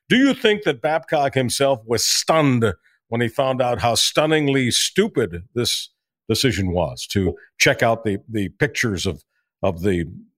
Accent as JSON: {"language": "English", "town": "Montreal", "region": "Quebec", "country": "Canada", "tie": "born or raised there", "said": "hockey was not to me just a game, especially growing up in Montreal."}